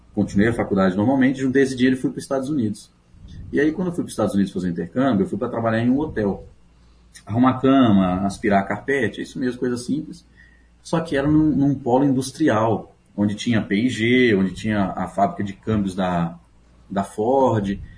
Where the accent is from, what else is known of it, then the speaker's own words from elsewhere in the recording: São Miguel do Oeste, Santa Catarina, Brazil; moved away; also born or lived in Paraguay; eu nasci em Santa Catarina, eu sou catarinense